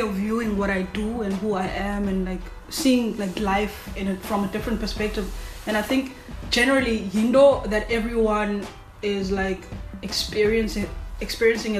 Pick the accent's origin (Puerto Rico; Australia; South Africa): South Africa; Cape Town, Western Cape; I grew up Kwalanga